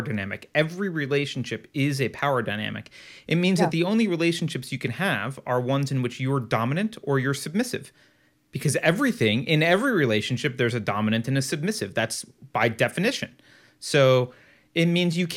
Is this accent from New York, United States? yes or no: no; California, United States; I'm a Californian